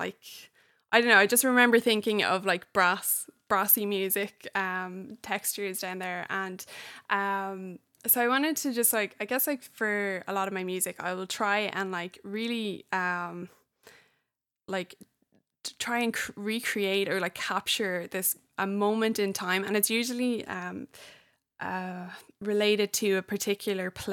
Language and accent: English; Ireland; moved away as an adult; now in United States; I'm an Irish person living in the States